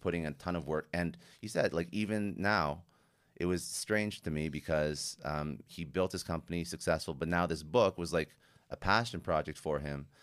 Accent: Canada; I'm Canadian

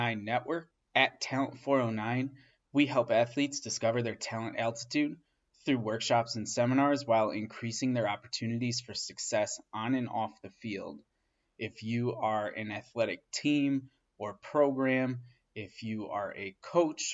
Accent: Central New York, United States; the Central New York community, my hometown

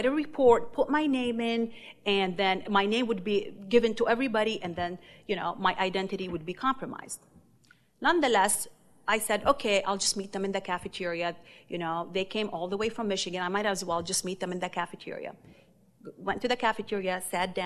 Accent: Lebanon; also born or lived in Beirut; now in United States; my growing up in Lebanon

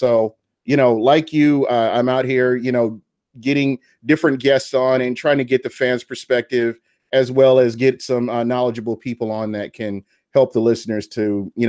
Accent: Tampa, Florida, United States; moved away as an adult; now in Phoenix, United States; I'm from Tampa originally, and right now my job moved me out to Phoenix. I'm in Phoenix, Arizona, but I do get to go back to games in Tampa all the time. So home is home.

